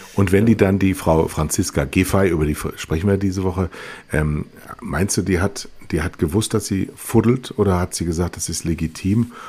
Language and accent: German; Rhineland, Germany; als Rheinländer